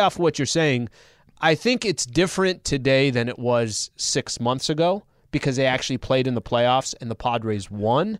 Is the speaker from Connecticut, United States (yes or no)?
no; San Diego, California, United States; moved away as an adult; now in Los Angeles, United States; somebody born and raised in San Diego